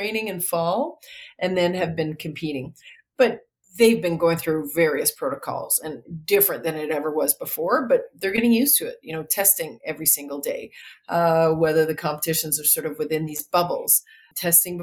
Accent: Saskatchewan, Canada; I grew up in Saskatchewan.

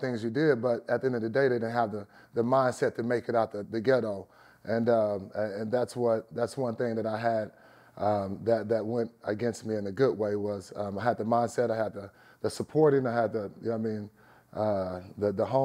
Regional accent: East Texas, United States; I'm from Dyball, Texas, East Texas.

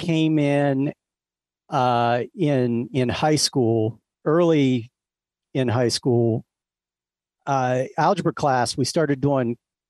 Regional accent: Ohio, United States; now in Las Vegas, United States; Nope. Southeast Ohio, the part of Ohio where you have to say it like that.

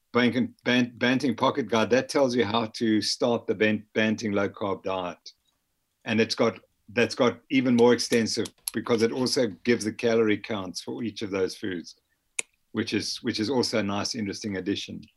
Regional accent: Harare, Zimbabwe; also born or lived in north of England (parents); I was born in Harare, Zimbabwe

